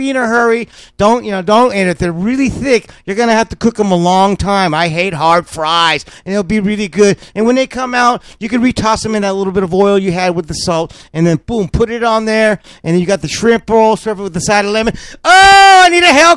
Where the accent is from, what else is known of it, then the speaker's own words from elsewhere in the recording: California, United States; I'm from California.